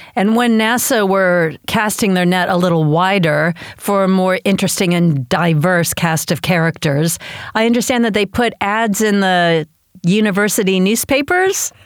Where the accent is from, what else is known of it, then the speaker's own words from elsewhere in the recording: United States; as an American